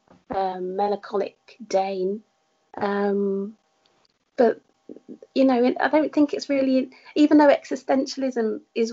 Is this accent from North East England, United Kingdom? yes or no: no; Essex, East of England, United Kingdom; I returned to where I grew up in Essex